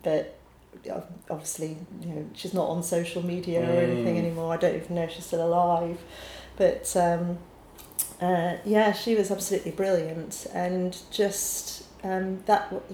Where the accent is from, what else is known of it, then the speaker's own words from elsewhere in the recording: Sheffield, Yorkshire and the Humber, United Kingdom; moved away as an adult; also born or lived in Glasgow / Lewisham, London; now in London, United Kingdom; Sheffield born and bred, but with Scottish parents, and then off to Glasgow School of Art for my training